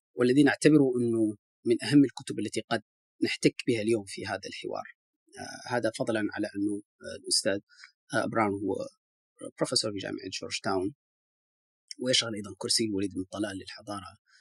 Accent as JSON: {"language": "Arabic", "country": "Mauritania", "said": "بصفتي موريتاني"}